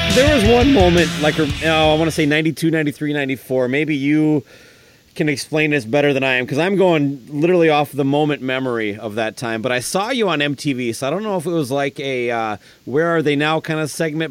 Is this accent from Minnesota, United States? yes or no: yes; Owatonna, Minnesota, United States; my hometown, Owatonna, Minnesota